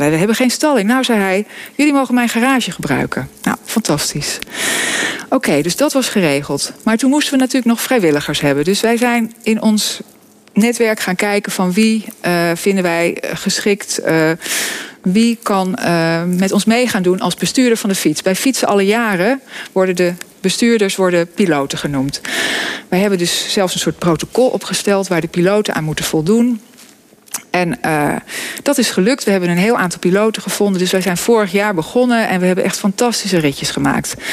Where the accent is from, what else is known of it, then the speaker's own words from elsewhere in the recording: Vogelenzang, North Holland, Netherlands; Ik kom uit het Noord-Hollandse dorp Vogelenzang